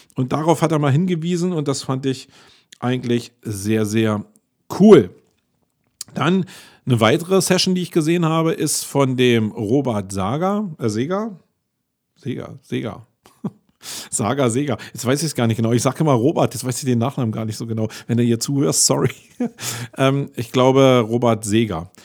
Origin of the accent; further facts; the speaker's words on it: Berlin, Germany; für einen Berliner